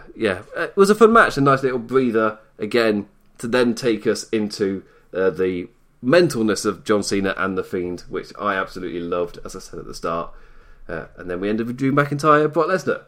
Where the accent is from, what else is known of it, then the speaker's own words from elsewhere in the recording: United Kingdom; I'm British overall